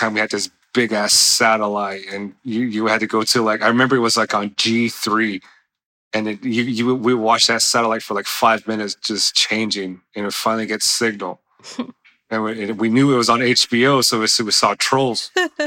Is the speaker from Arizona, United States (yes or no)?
yes; Many Farms, Arizona, United States; I'm originally from Mini Farms, Arizona, which is located near the Four Corners area